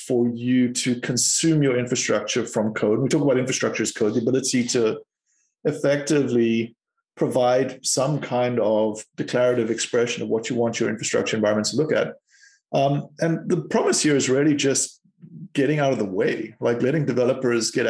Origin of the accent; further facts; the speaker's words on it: South Africa; moved away as an adult; also born or lived in Cape Town; I'm from South Africa